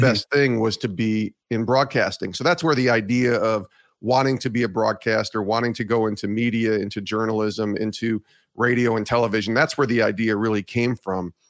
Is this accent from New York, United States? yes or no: yes; Ravena, New York, United States; also born or lived in Auburn, New York; I grew up in Albany, actually in Ravenna